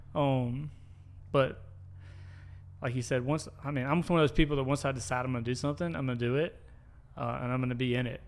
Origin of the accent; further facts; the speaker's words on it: the Reservoir, Rankin County, Mississippi, United States; I grew up at the reservoir. Um, lived there since I was four